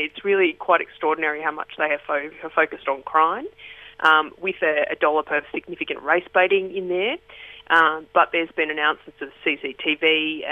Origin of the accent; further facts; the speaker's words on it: Melbourne, Victoria, Australia; Frankston was a very poor area when I grew up in Melbourne.